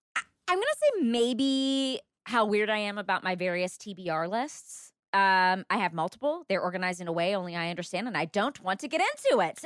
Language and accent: English; the South, United States; I'm from the South